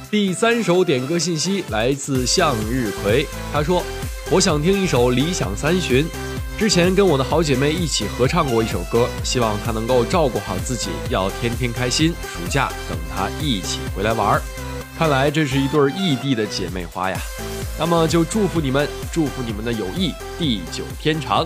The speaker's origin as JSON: {"language": "Chinese", "town": "Qinhuangdao", "region": "Hebei", "country": "China", "tie": "born or raised there", "moved": "yes", "lives_now": "Tianjin, China", "said": "我的家乡呢，在秦皇岛"}